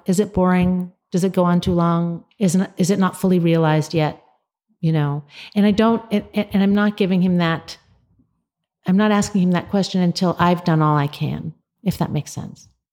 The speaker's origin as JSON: {"language": "English", "country": "United States", "said": "we as American readers"}